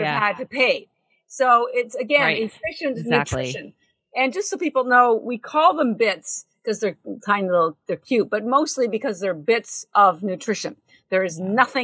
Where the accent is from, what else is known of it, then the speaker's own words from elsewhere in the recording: Canada; I'm Canadian